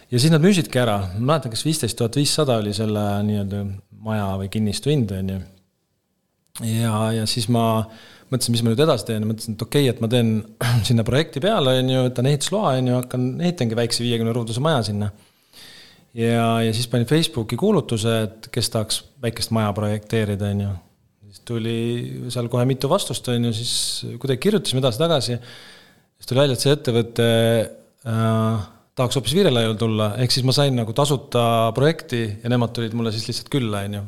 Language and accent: Estonian; Kuressaare, Saare County, Estonia; moved away as an adult; also born or lived in Tallinn; ma üles kasvasin Kuressaares või Kuressaare ääres